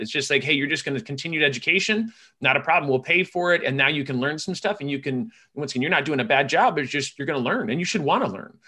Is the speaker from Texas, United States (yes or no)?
no; California, United States; I'm from California